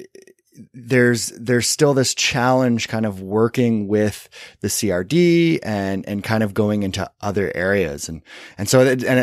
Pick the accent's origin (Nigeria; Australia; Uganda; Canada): Canada; Kitchener, Ontario; The hometown that I grew up in Kitchener, Ontario